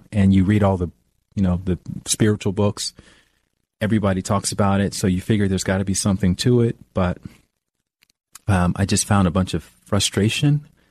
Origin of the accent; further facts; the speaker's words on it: Alabama, United States; moved away as an adult; also born or lived in New York; now in Los Angeles, United States; I'm from the South, I'm from Alabama